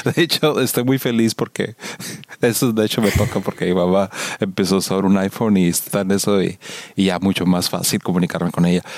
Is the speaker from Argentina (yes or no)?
no; Mexico; accent: Mexican; now in United States; hablando el inglés con el acento y que se notaba que era mexicano